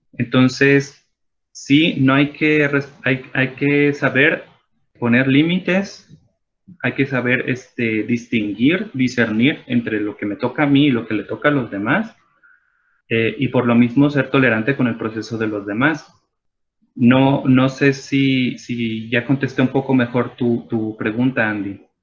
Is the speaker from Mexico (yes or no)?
yes; Mexico; todas las personas que nos identificamos como mexicanas